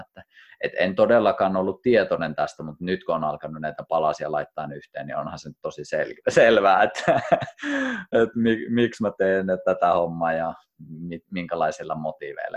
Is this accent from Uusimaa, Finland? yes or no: no; Kuusamo, North Ostrobothnia, Finland; moved away as an adult; also born or lived in Rovaniemi; mä muutin kotoa pois, eka kertaa muutin Kuusamosta, muutin Rovaniemelle